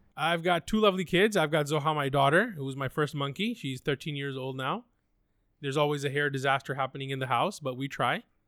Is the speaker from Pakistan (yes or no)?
yes; Pakistan; I'm from Pakistan